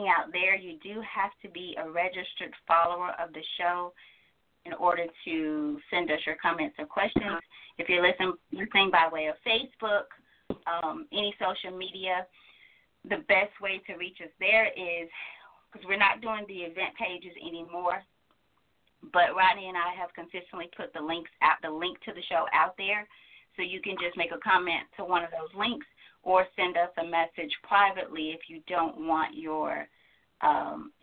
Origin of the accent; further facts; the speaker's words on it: Georgia, United States; I'm from Georgia